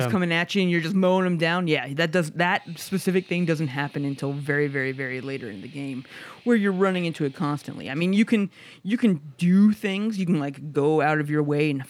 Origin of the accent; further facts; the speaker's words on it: Midwest, United States; I guess that I'm from the Midwest, and you know it's it's way different uh, uh, on how he is voice acted.